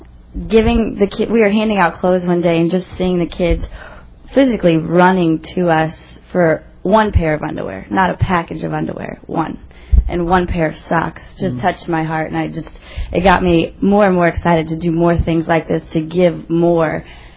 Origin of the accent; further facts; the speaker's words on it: Ames, Iowa, United States; I'm from Ames, sorry.